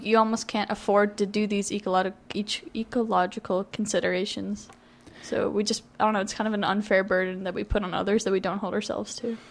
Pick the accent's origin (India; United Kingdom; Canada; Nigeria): Canada; Toronto, Ontario; moved away as an adult; I'm from Toronto